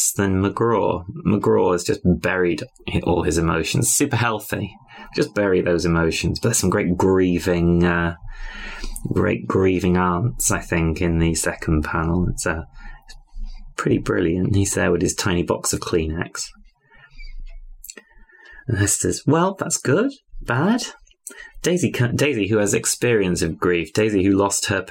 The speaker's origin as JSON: {"language": "English", "country": "United Kingdom", "said": "I'm British"}